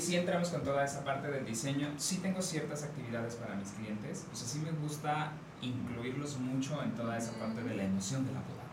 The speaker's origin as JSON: {"language": "Spanish", "region": "San Luis Potosí", "country": "Mexico", "moved": "yes", "lives_now": "Querétaro, Mexico", "said": "soy de San Luis Potosí, me tocó llegar a Querétaro"}